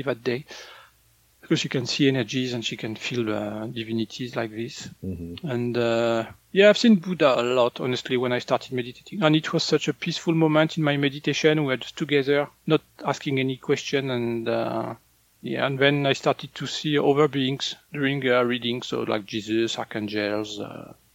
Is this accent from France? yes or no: yes; northern France, France; moved away; in France, when I was a kid, people were shocked when people would eat corn.